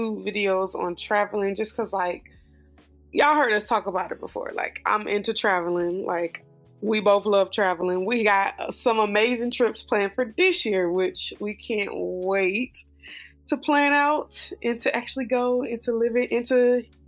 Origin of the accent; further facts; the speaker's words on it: United States; being an American, living in the States